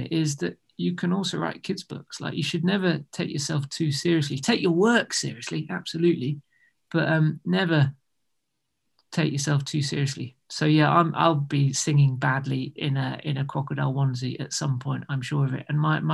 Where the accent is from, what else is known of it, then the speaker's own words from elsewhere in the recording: United Kingdom; being British